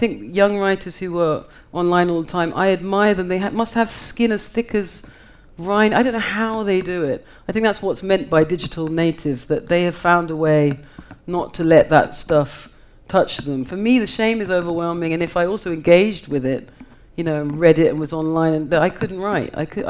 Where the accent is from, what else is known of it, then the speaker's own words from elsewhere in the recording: United Kingdom; I feel myself a part of that. I'm also a British writer.